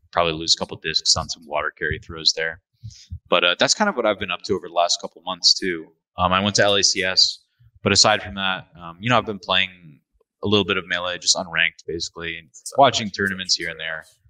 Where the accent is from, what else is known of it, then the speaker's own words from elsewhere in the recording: Midwest, United States; moved away as an adult; now in Toronto, Canada; I come from the Midwest